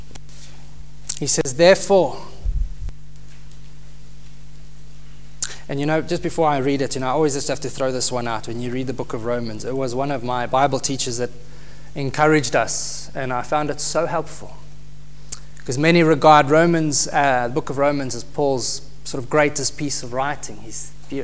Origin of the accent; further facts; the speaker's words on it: South Africa; moved away; we come from South Africa